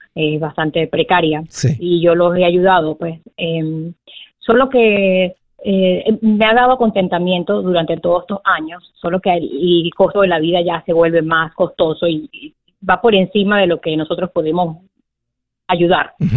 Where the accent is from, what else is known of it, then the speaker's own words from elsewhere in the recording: Venezuela; moved away; originalmente soy de Venezuela y mi familia todavía está allá